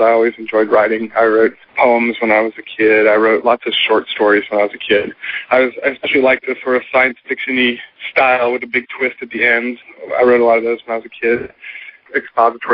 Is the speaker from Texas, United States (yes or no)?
yes; Austin, Texas, United States; also born or lived in Charlottesville, Virginia; I grew up in Austin, but I'd lived in Charlottesville for about 5 years, and I just moved back to Austin